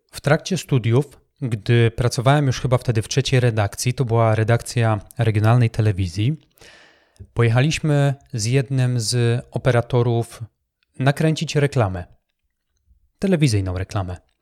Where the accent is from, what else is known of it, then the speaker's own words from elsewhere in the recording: Poland; also born or lived in Wrocław; Ja także byłem jednym z tych chłopaków, który e, w szerokich spodniach, wyglądających jak worki po ziemniakach, przemierzał polskie blokowiska